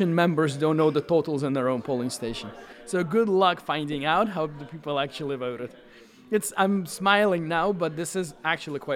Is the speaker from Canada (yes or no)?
no; Belarus; I come from Belarus